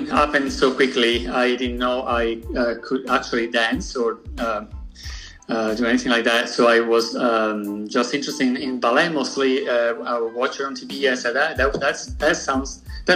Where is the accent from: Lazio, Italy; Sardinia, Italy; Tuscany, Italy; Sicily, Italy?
Sardinia, Italy; Cagliari; moved away; I grew up on the island of Sardinia, on the capital city of Cagliari, on the south of the island